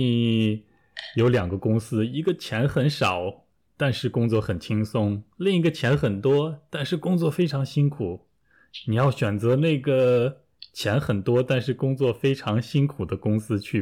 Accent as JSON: {"language": "Chinese", "town": "Taiyuan", "region": "Shanxi", "country": "China", "tie": "born or raised there", "said": "比如我的家乡太原啊，冬天都非常冷啊。"}